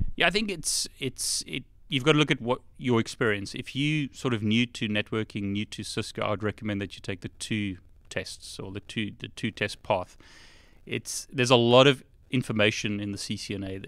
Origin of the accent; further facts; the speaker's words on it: South Africa; now in United Kingdom; I originally was born in South Africa, or was, I grew up in South Africa